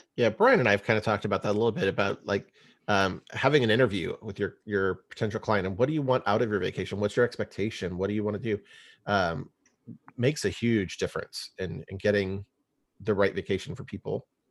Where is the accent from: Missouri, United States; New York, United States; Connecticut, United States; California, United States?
Missouri, United States; O'Fallon; moved away; I actually graduated high school over there in O'Fallon, Missouri